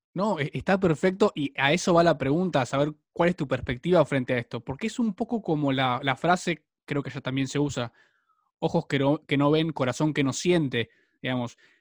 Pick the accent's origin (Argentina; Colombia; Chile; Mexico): Argentina; yo soy argentino